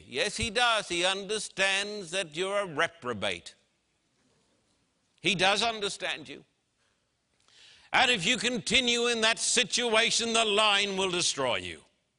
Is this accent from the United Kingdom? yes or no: no; Brisbane, Queensland, Australia; And I can remember standing on the streets of my hometown in Brisbane, Queensland, Australia, with a vast crowd of people who were shouting, "We want to see the Queen."